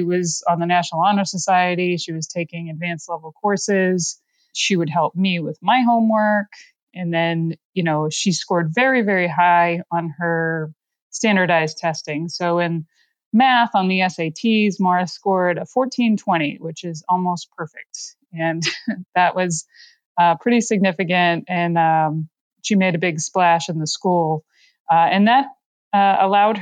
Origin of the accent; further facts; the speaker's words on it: South Shore of Massachusetts, United States; We grew up on the South Shore of Massachusetts in a middle-class family